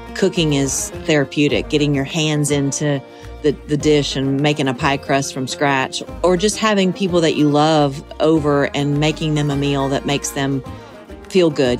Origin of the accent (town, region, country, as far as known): Monticello, Georgia, United States; born or raised there; moved away as an adult; now in Tennessee, United States